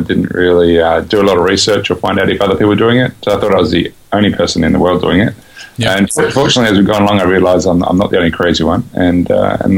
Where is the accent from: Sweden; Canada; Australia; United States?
Australia; Perth, Western Australia; moved away as an adult; We're both from Australia. We've lived in Perth on the West Coast most of our lives